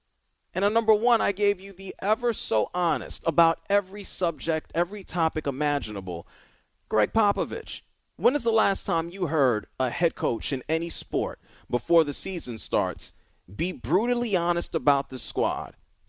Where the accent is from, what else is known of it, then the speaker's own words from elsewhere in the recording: New York City, New York, United States; He played football where I grew up in the Bronx, New York.